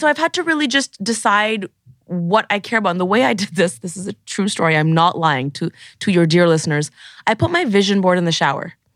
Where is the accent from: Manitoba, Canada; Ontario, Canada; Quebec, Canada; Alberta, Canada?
Ontario, Canada; Toronto; moved away as an adult; now in Los Angeles, United States; Growing up in Toronto, in university, I knew exactly one queer person